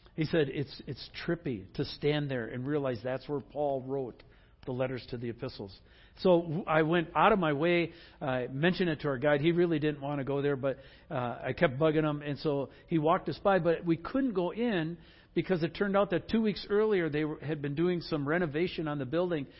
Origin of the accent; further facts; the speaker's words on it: Wisconsin, United States; I grew up in Wisconsin